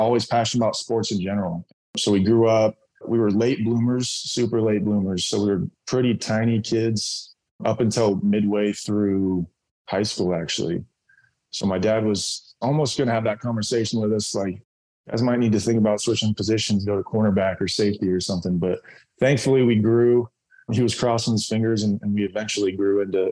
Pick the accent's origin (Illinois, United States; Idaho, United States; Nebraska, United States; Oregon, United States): Oregon, United States; Bend; also born or lived in Tigard, Oregon; I grew up in Bend, Oregon. I was born in Tiger, Portland area.